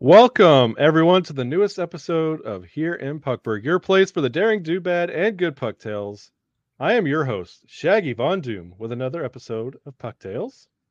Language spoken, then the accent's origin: English; the South, United States; moved away; growing up in the South